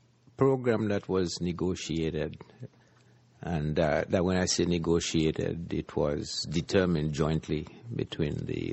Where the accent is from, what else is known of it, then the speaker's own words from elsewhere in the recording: Jamaica; Well, as a kid growing up in the Caribbean, I think we as a people have always, even ingrained in our psyche, believed that the IMF never really helped Jamaica, never really helped the Caribbean out of its woes.